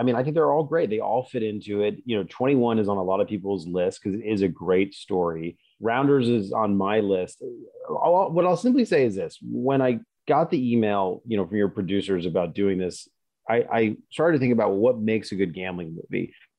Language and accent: English; Oklahoma, United States; an old friend of mine from growing up in Oklahoma, her older brother was a professional poker player for a while.